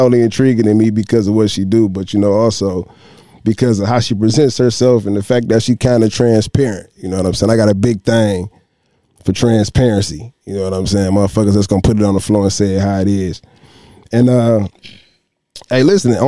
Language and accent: English; Detroit, Michigan, United States